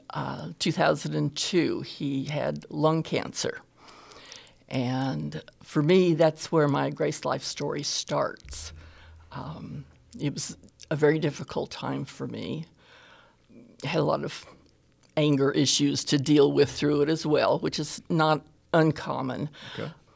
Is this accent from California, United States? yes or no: yes; California, United States; now in Alabama, United States; I am originally from California. I got to Alabama.